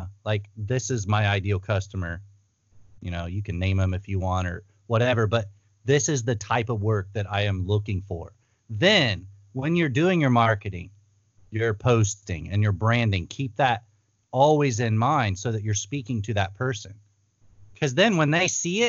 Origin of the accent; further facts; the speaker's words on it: Ohio, United States; moved away as an adult; also born or lived in Thailand; I'm from Ohio. We made a move out west